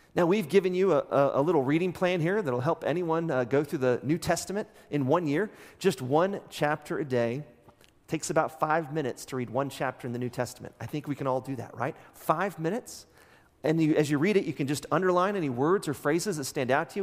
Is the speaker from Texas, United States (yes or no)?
yes; Midland, Texas, United States; now in Amarillo, United States; West Texas, I grew up in Midland